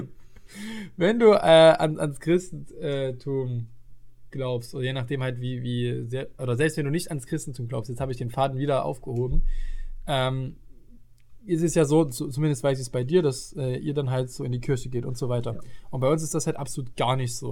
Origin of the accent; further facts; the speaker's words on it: East Germany, Germany; bei uns im Osten